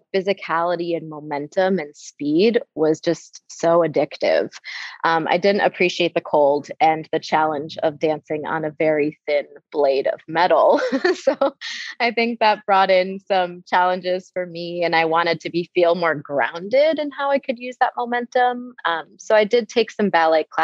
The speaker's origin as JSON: {"language": "English", "region": "Wisconsin", "country": "United States", "tie": "born or raised there", "also_born_or_lived": "Bay Area, California", "moved": "as an adult", "lives_now": "San Francisco Bay Area, United States", "said": "I grew up in Wisconsin in a really small town"}